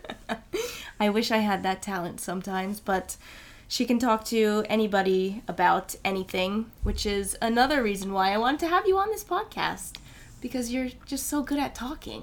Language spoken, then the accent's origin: English; United States; accent: American; now in Sweden; I'm American